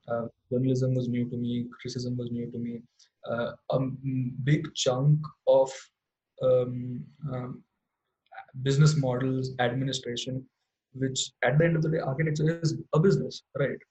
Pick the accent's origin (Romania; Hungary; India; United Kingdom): India; Indore, Madhya Pradesh; in my hometown in Indore